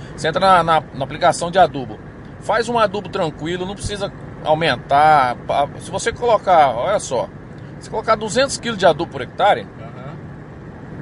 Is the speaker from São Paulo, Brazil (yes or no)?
yes; Iacri, São Paulo, Brazil; now in Formosa, Brazil; Eu, eu sou de interior de São Paulo, sou de Iacri, São Paulo, terra do amendoim